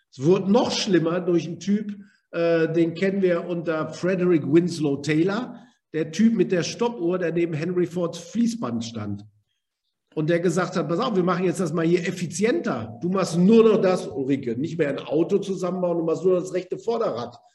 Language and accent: German; Germany; Wir kennen das als Deutsche, wenn wir sagen, wir haben eine Bestimmung.